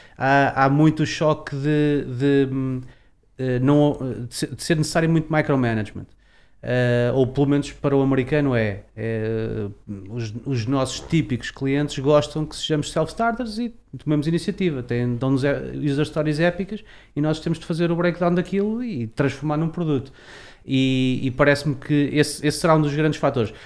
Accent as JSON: {"language": "Portuguese", "town": "Leiria", "region": "Centro", "country": "Portugal", "said": "como leiriense"}